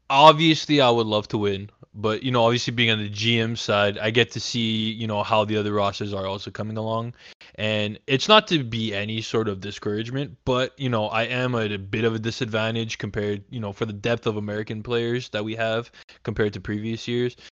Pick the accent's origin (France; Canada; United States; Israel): Canada; Montreal, Quebec; As as a Montrealer, uh, coming from Quebec